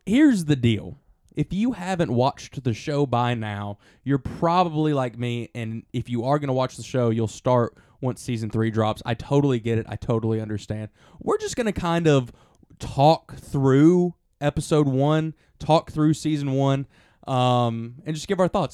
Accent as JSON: {"language": "English", "region": "Alabama", "country": "United States", "said": "we're from Alabama"}